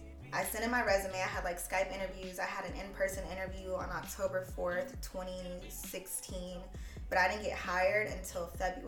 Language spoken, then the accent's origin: English; Houston, Texas, United States; moved away as an adult; also born or lived in Washington, District of Columbia, United States; now in New York, United States; I'm from Houston, Texas.